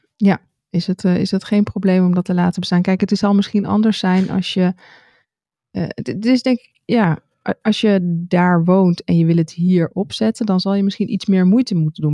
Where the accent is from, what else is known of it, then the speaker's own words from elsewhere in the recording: Netherlands; dat we uit Nederland komen.